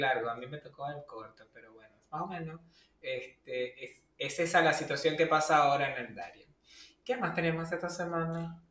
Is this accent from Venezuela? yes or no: yes; Venezuela; moved away; nuestro país, donde somos originarios nosotros, que es Venezuela